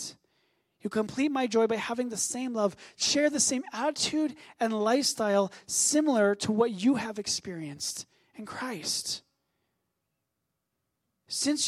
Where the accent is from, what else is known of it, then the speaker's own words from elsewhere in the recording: Canada; as a Canadian